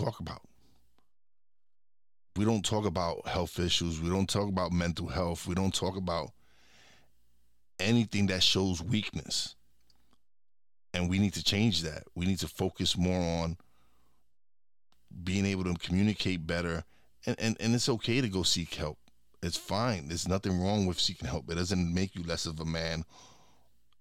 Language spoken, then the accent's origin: English; New York City, New York, United States; I was born and raised in Brooklyn